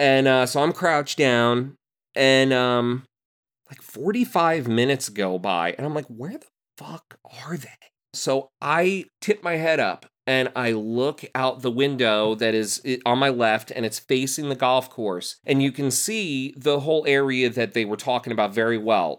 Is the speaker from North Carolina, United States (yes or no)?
no; Rahway, New Jersey, United States; also born or lived in Clark, New Jersey; I grew up in Union County, uh, Clark and Rahway